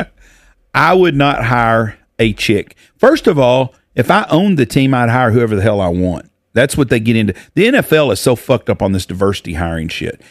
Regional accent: United States; I am talking as an American

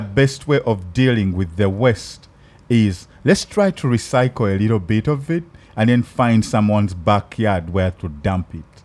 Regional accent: Uganda; accent: African; now in Los Angeles, United States; My African accent

